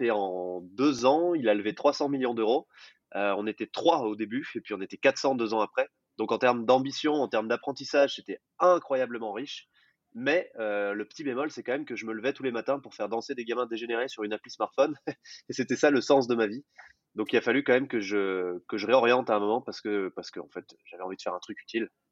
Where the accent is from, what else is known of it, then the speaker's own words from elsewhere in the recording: Jura, Bourgogne-Franche-Comté, France; j'ai grandi dans un petit village de 200 habitants dans le Jura